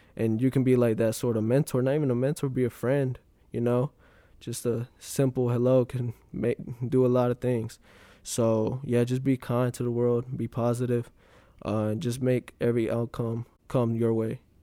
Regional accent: Graham, North Carolina, United States; I'm from Graham, North Carolina

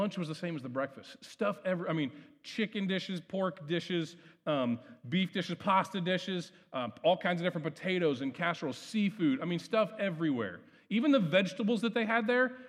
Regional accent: Ohio, United States; growing up in Ohio

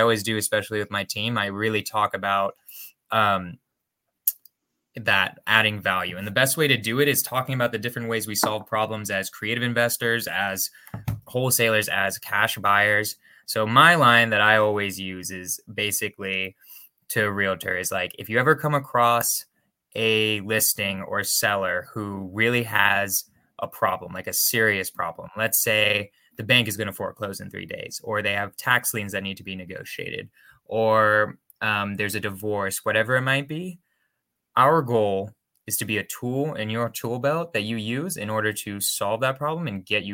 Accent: California, United States; now in Berkeley, United States; I grew up in California

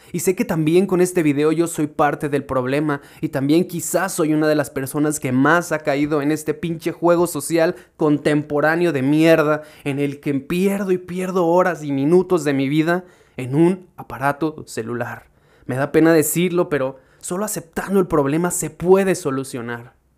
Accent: Irapuato, Guanajuato, Mexico; yo soy de Irapuato, mi pequeño pueblo

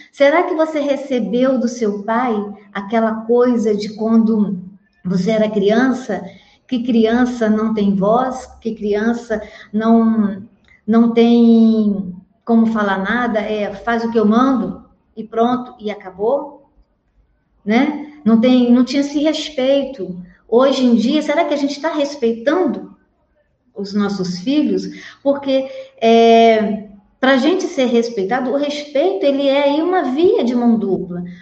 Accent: interior of Minas Gerais, Brazil; now in Petrópolis, Brazil; eu venho de uma família grande, tá? lá do interior de Minas, apesar de eu morar aqui em Petrópolis, no Rio, mas eu sou mineira também

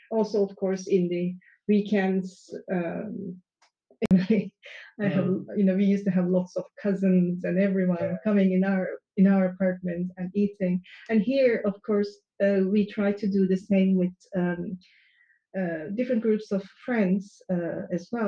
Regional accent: Turkey; moved away; I come from Turkey

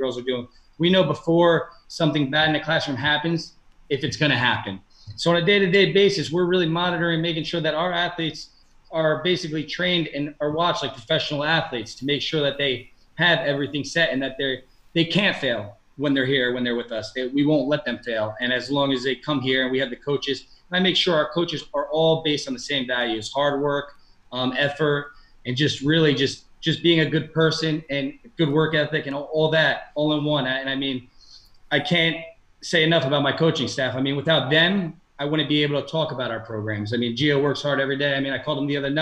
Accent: Elmwood Park, New Jersey, United States; I'm from Elmwood Park

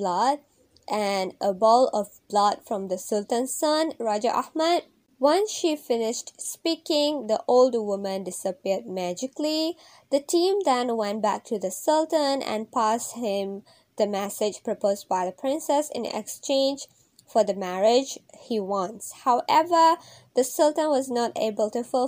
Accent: Johor, Malaysia; I'm from Johor

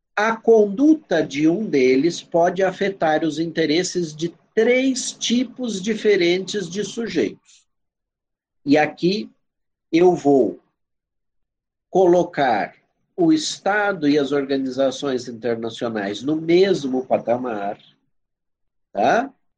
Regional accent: Brazil; eu sou brasileiro

